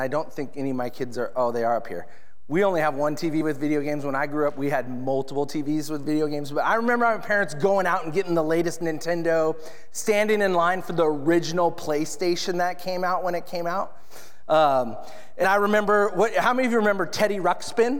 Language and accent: English; Edmonds, Washington, United States; I grew up in Edmonds, Washington